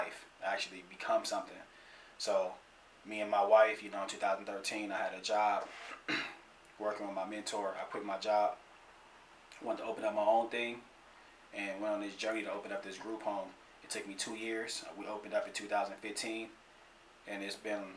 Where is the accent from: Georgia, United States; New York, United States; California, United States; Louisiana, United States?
California, United States; Pasadena; Born and raised in Pasadena, California